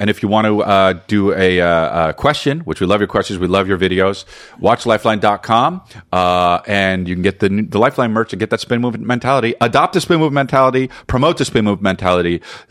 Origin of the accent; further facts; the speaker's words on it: New Jersey, United States; we're from New Jersey.